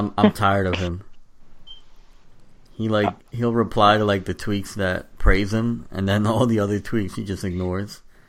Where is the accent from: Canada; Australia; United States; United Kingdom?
United States; New York; me being a New Yorker